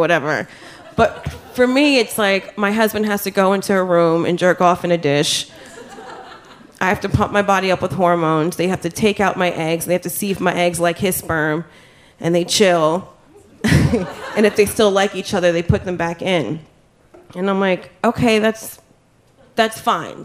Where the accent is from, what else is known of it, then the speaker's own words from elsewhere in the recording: New Jersey, United States; I'm from Jersey.